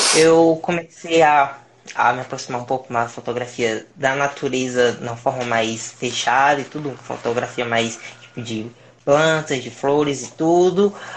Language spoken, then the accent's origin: Portuguese; Pedro II, Piauí, Brazil; moved away as an adult; now in Teresina, Brazil; eu sou de Pedro II do Piauí, atualmente estou aqui dando meu primeiro passo para ir para o mundo, aqui em Teresina.